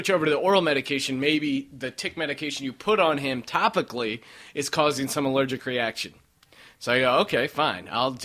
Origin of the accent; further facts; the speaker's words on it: Colorado, United States; growing up in Colorado